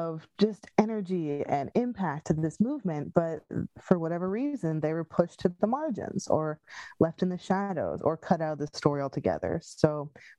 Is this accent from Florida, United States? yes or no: no; Pine Barrens, New Jersey, United States; now in Philadelphia, United States; I'm from the Pine Barrens, which is a little out of the way from everywhere